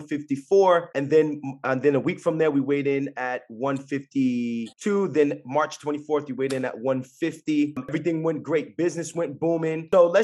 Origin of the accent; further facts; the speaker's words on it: Jersey City, New Jersey, United States; I'm from Jersey City